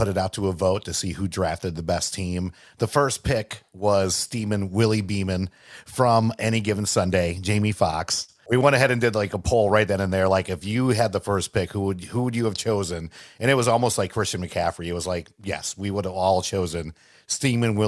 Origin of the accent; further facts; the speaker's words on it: Greensboro, North Carolina, United States; it's just a group of friends that I grew up with here in Greensboro